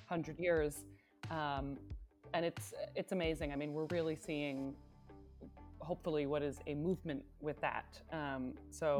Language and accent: English; Binghamton, New York, United States; now in Berlin, Germany; I am from upstate New York, the Binghamton area